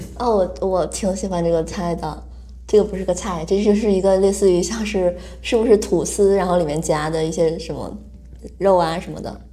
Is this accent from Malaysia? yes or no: no; Northeast China, China; moved away as an adult; now in Taiwan; 我也是一个东北人